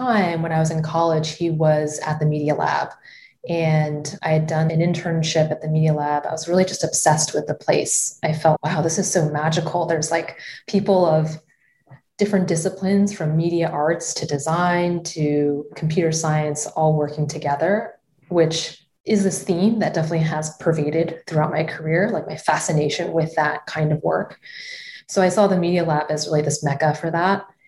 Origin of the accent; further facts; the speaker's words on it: Los Altos, California, United States; I grew up in a small-ish town called Los Altos.